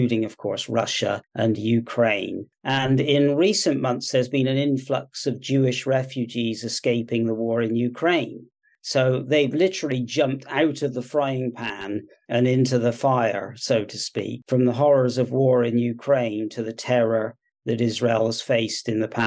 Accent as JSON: {"language": "English", "region": "South West England", "country": "United Kingdom", "tie": "born or raised there", "also_born_or_lived": "California, United States / Washington State, United States", "moved": "yes", "said": "I'm born and raised in the United Kingdom in Southwest England, where I now live, but spent 30 years living in the US on the West Coast, California mostly, and also the very far northwest of Washington State."}